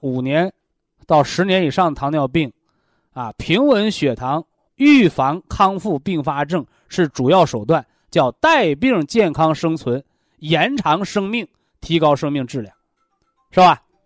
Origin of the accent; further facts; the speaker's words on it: Linyi, Shandong, China; 我老家山东临沂